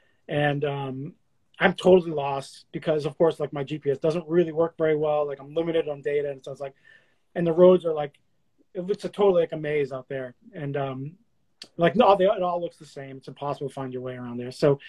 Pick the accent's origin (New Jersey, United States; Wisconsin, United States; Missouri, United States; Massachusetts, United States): Massachusetts, United States; Boston; I'm like, yeah, I'm from Boston. I'm living in Boston.